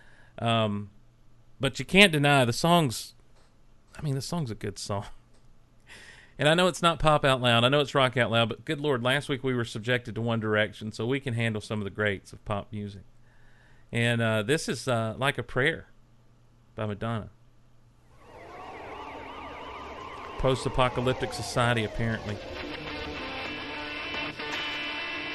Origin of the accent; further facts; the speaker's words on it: the South, United States; I'm a Southerner.